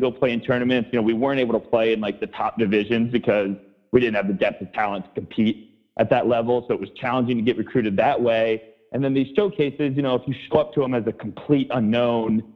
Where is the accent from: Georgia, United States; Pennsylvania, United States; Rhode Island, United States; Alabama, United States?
Georgia, United States; Atlanta; also born or lived in New York; growing up in Atlanta